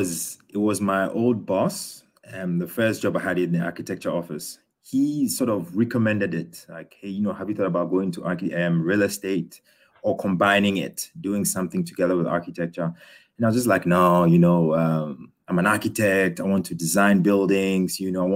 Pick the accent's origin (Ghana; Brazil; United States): Ghana; moved away as an adult; also born or lived in United Kingdom / Australia; now in Berlin, Germany; I was born in the UK. I grew up in Ghana, so a Ghanaian. And then when I was for university, I went to Australia to study architecture.